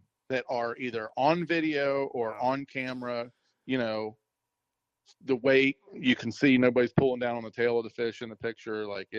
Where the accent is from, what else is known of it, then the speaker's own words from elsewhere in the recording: Maryland, United States; moved away; growing up in Maryland